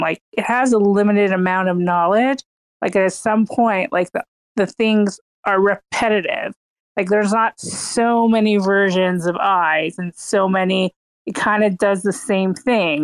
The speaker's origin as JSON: {"language": "English", "town": "Toronto", "region": "Ontario", "country": "Canada", "tie": "born or raised there", "moved": "as an adult", "lives_now": "New York, United States", "said": "I grew up in Toronto, Canada."}